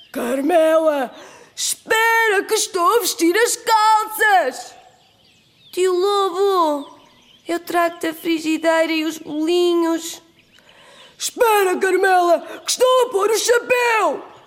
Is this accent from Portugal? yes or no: yes; Aveiro, Centro, Portugal; sou de Aveiro